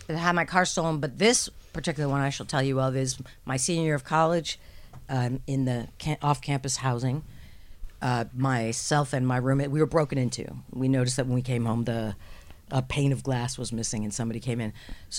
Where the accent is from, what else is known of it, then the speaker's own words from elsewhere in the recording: New Jersey, United States; And I actually was born and raised in New Jersey. I could read the news. You can't tell that.